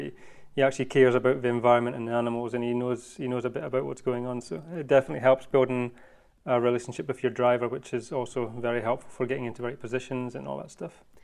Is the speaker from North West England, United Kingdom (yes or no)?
no; Scotland, United Kingdom; moved away as an adult; also born or lived in Cape Town, South Africa; now in Africa; I am originally from Scotland. That's where I was born and raised